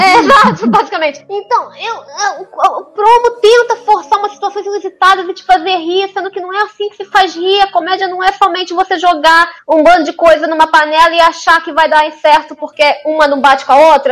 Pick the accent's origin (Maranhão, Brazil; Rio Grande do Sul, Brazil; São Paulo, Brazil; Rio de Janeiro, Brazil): Rio de Janeiro, Brazil; eu sou carioca